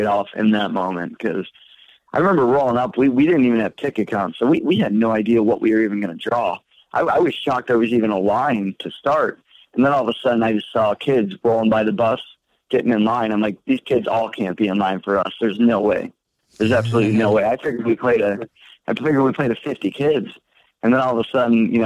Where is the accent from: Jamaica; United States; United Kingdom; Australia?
United States; Port Huron, Michigan; I'm from Michigan, so I lived in Port Huron